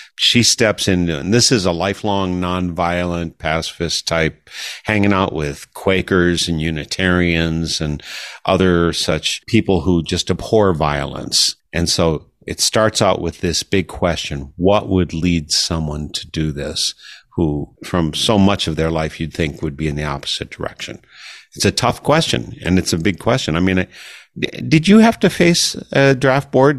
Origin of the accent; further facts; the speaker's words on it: Wisconsin, United States; having grown up in Wisconsin